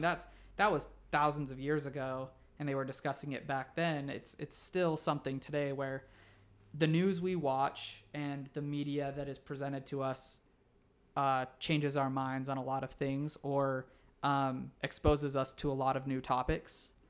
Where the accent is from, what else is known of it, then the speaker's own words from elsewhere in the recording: Utah, United States; I grew up here in Utah